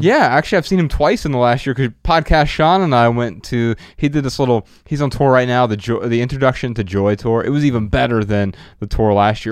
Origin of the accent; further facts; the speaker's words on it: Dayton, Ohio, United States; now in Los Angeles, United States; we're from Dayton, Ohio